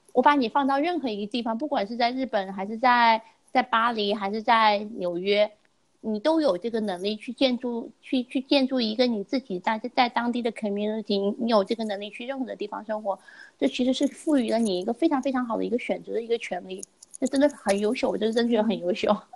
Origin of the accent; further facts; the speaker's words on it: China; moved away as an adult; now in United States; 我们从小在中国就是，的教育，小时候啊，就是你上小学什么的